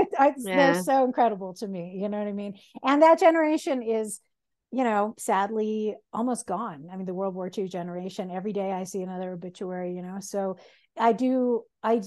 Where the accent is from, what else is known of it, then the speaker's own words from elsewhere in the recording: United States; I'm an American, I'm not Dutch.